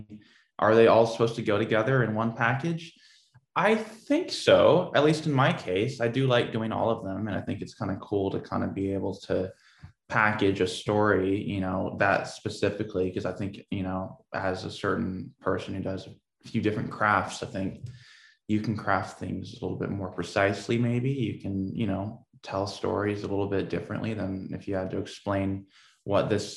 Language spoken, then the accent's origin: English; Portland, Oregon, United States; I grew up in Portland, Oregon.